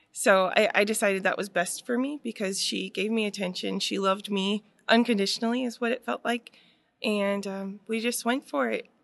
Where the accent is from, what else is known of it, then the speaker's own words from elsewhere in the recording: Waipahu, Hawaii, United States; also born or lived in Waianae; we ended up getting a place in Royal Kinnear that's a part of Waipahu